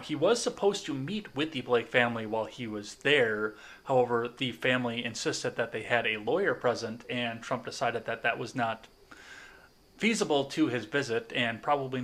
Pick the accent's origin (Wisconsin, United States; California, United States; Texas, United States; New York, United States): Wisconsin, United States; Kenosha; my hometown